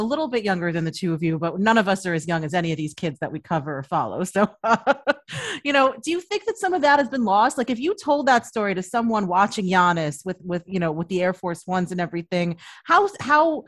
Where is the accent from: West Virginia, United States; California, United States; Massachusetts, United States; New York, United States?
New York, United States; New York City; I grew up in the Heights in Upper Manhattan